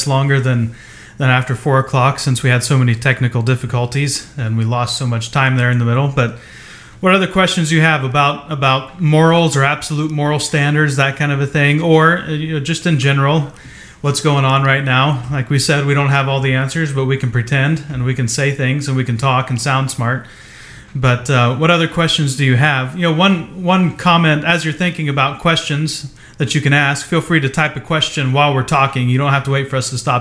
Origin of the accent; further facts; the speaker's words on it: southeast Ohio, United States; now in West Coast, United States; I grew up in the Midwest, central, you know, southeast Ohio